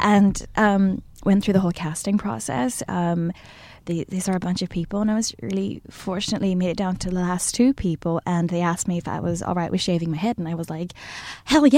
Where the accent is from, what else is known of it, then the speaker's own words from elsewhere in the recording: Malaysia; moved away as an adult; also born or lived in New York; now in Los Angeles, United States; I'm from Malaysia